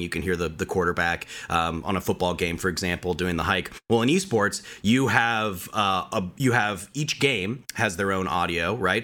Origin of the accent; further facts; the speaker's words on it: Colorado, United States; moved away as an adult; also born or lived in Orange County, California; I'm from Colorado originally, uh, born and raised, mountain boy.